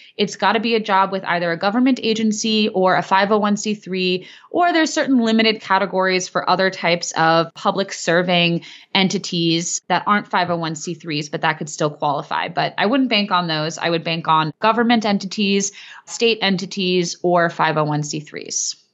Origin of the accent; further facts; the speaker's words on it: Cleveland, Ohio, United States; I operate as a solo practitioner based in my hometown of Cleveland, Ohio